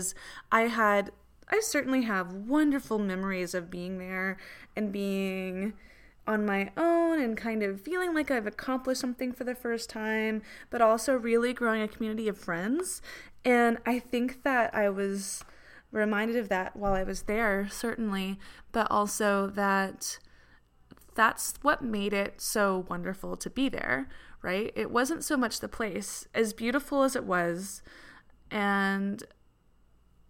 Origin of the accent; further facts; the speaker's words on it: Atlanta, Georgia, United States; moved away as an adult; also born or lived in England; I grew up in Atlanta and moved to England when I was 20